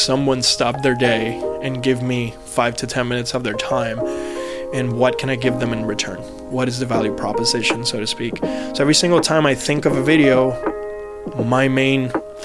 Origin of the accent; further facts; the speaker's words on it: San Juan, Puerto Rico; moved away as an adult; also born or lived in US mainland; now in United States; I'm originally from San Juan, Puerto Rico, mm-hmm. born and raised. And then when I was 19, I transitioned and I moved out to the mainland